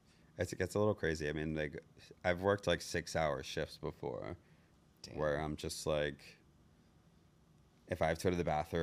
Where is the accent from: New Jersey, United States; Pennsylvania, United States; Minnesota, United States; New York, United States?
New Jersey, United States; I'm from New Jersey.